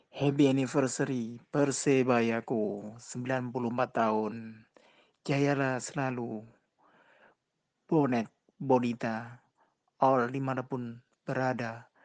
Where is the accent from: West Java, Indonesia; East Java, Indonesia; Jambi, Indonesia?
East Java, Indonesia; Surabaya; born there; Persibaya, tim kebanggaan kota kelahiranku Surabaya.